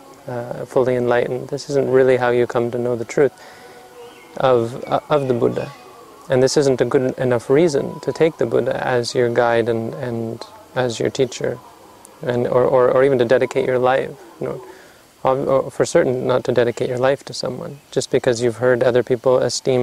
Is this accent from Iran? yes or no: no; Canada; moved away; I'm from Canada